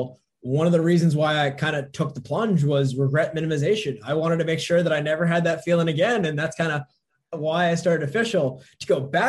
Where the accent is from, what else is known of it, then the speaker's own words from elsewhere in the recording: northern New Jersey, United States; grew up in northern New Jersey, kind of loved it